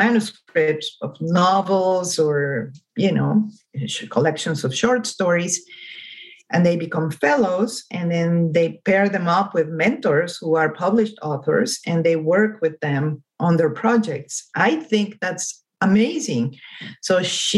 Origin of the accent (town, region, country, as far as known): Mexico; first language Spanish; English is a second language; moved away as an adult; now in Los Angeles, United States